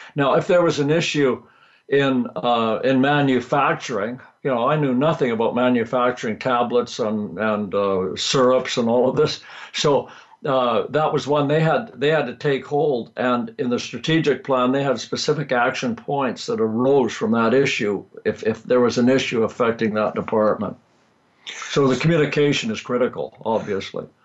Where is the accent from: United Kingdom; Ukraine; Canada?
Canada; Vancouver, British Columbia; also born or lived in Texas; I was born in Canada, grew up in uh, Western Canada in Vancouver